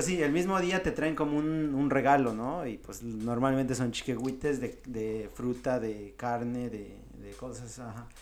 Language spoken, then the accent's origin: Spanish; Mexico; yo cuando no había salido de México